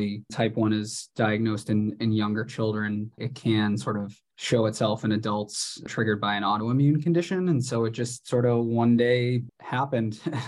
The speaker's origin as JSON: {"language": "English", "town": "Boston", "region": "Massachusetts", "country": "United States", "tie": "born or raised there", "moved": "yes", "lives_now": "Washington, United States", "said": "I'm from the Boston area"}